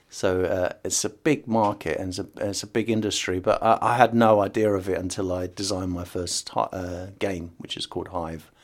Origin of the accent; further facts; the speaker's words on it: United Kingdom; first language English; I was born in the U K